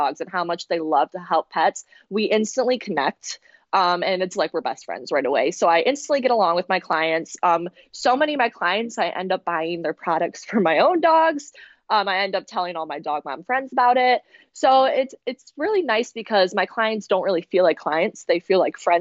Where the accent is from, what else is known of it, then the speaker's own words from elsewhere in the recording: Grand Rapids, Michigan, United States; I was ingrained in the dog community here in my hometown of Grand Rapids